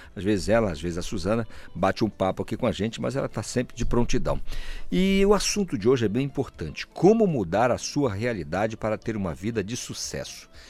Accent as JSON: {"language": "Portuguese", "region": "South Region", "country": "Brazil", "tie": "born or raised there", "also_born_or_lived": "Amazon region", "moved": "yes", "lives_now": "Pará, Brazil", "said": "eu sou sulista, é, de nascença"}